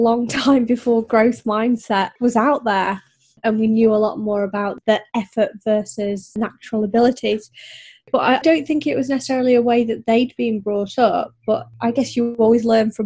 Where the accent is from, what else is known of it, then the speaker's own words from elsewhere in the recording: Yorkshire and the Humber, United Kingdom; I grew up in North Yorkshire